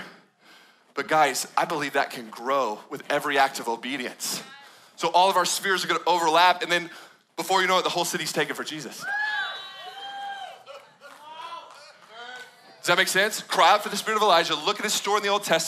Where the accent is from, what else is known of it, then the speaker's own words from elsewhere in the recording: Austin, Texas, United States; I'm from Austin